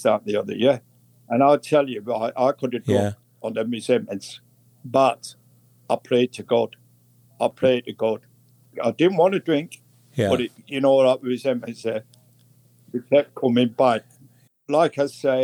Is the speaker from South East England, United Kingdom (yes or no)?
no; Manchester, North West England, United Kingdom; I come from Lancashire